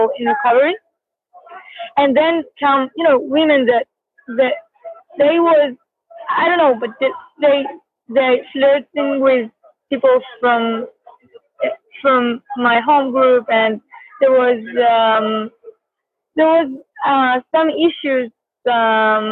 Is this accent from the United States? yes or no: no; Israel; I'm from Israel.